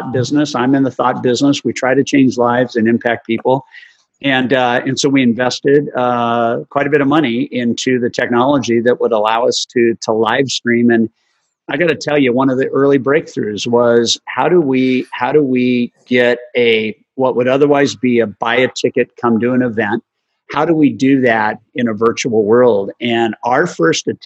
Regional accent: La Jolla, California, United States; growing up in La Jolla, California

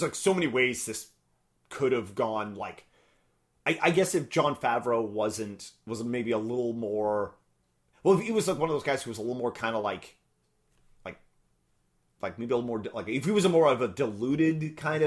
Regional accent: Canada; we're Canadian.

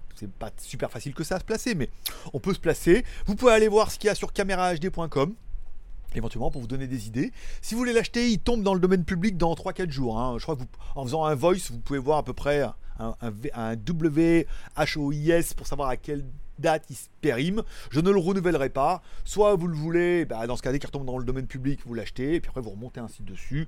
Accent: France; je suis français, j'ai vécu toute ma vie en France

